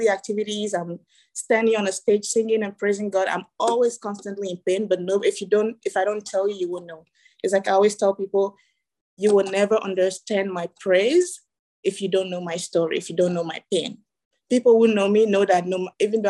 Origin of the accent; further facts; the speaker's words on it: Ghana; moved away; also born or lived in Togo; I was born in Togo, West Africa, raised in Ghana